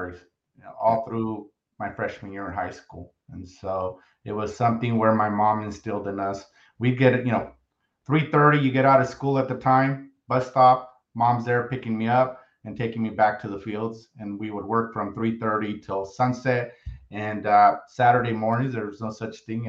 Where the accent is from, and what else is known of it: San Martin, California, United States; born or raised there; first language Spanish; English is a second language; also born or lived in Los Angeles